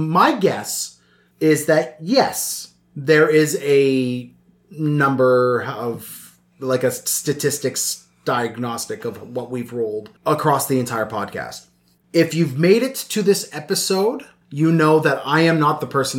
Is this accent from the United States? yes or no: no; Ireland; Fucking, I'm Irish. I would choose potatoes.